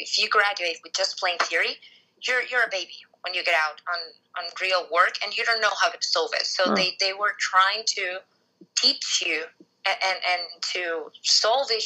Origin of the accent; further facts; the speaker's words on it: Venezuela; I'm from Venezuela